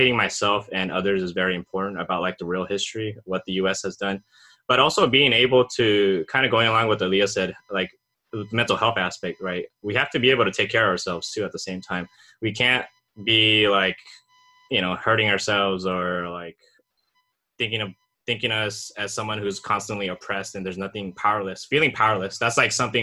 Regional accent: Japan; also born or lived in Laos (family origin); now in United States; I was born in Japan, but my family is from Laos as refugees.

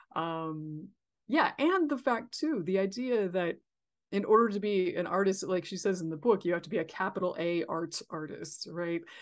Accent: California, United States; I'm from California

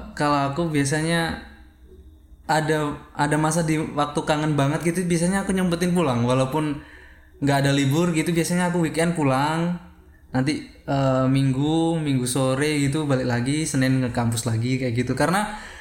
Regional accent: East Java, Indonesia; accent: East Javanese; moved away as an adult; now in Yogyakarta, Indonesia; aku asli Jawa Timur

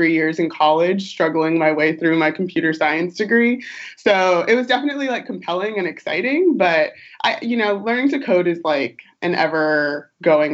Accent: Long Beach, California, United States; moved away as an adult; also born or lived in New York; now in San Francisco, United States; I'm originally from Long Beach, Southern California, SoCal girl

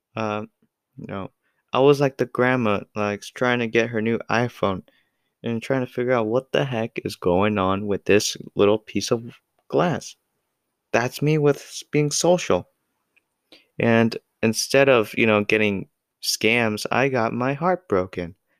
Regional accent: United States; I'm American

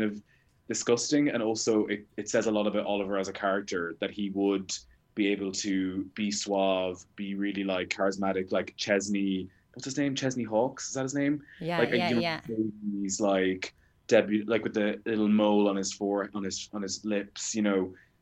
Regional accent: Ireland; now in United Kingdom; being an Irish person in the UK

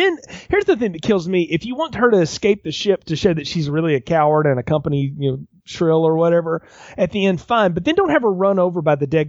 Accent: the South, United States; I'm from the South.

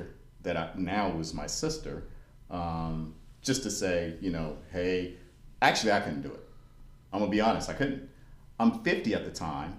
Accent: Bowling Green, Kentucky, United States; I was born in Bowling Green, Kentucky.

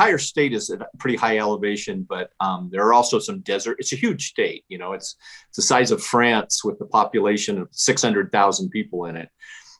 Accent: Casper, Wyoming, United States; I was born in Casper, Wyoming, which is right in the center of it.

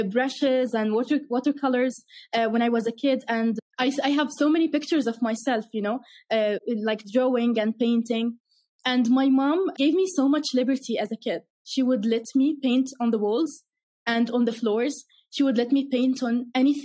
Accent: Irbid, Irbid Governorate, Jordan; I grew up in the north of Jordan in a city called Irbid.

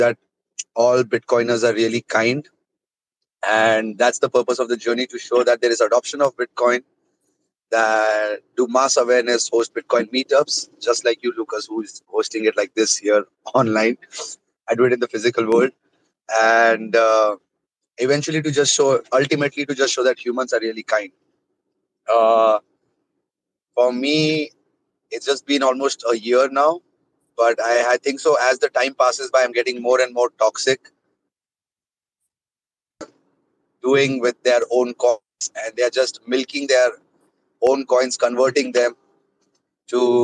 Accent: India; I am from India.

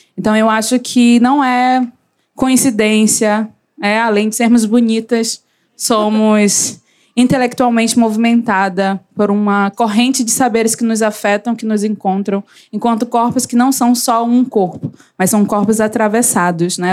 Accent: Belém, Pará, Brazil; eu sou de Belém do Pará, mas adoro dizer que eu sou de Coraci. Podem pesquisar, é Icoaraci

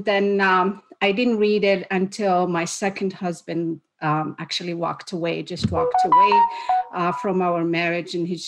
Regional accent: Morocco; moved away as an adult; also born or lived in United States; now in Canada; I am originally from Morocco

